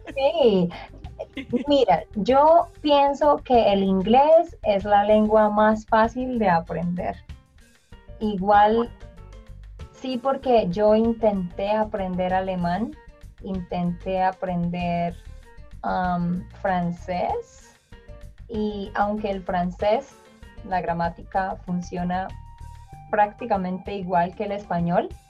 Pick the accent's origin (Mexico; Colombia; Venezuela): Colombia; yo soy colombiana